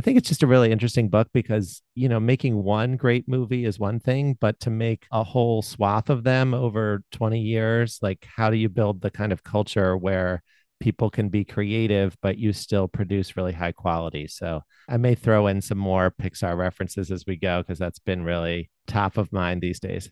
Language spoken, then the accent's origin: English; Baltimore, Maryland, United States; I grew up in Baltimore